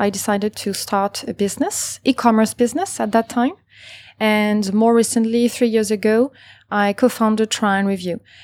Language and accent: English; Paris, Île-de-France, France; moved away as an adult; now in Singapore; I was born and raised in Paris